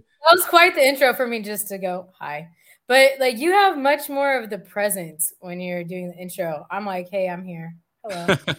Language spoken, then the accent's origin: English; California, United States; also born or lived in Bay Area / San Diego; I grew up in California